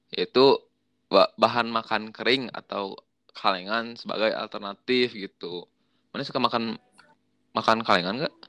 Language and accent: Indonesian; West Java, Indonesia; gue kan orang Sunda